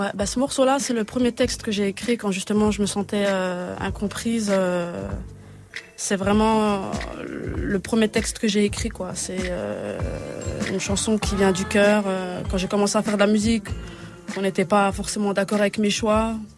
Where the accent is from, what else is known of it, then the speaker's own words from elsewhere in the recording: Montbéliard, Bourgogne-Franche-Comté, France; je viens de Montbéliard, une petite province en Franche-Comté